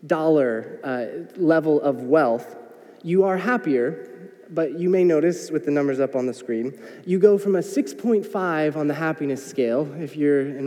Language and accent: English; United States; I am an American